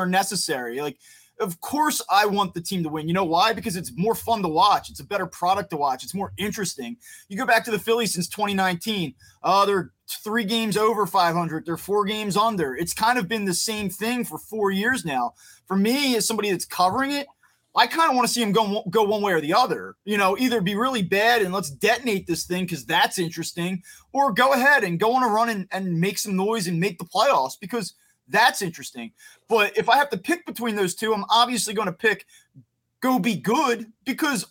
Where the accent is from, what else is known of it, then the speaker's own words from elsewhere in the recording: New Jersey, United States; I grew up in South Jersey.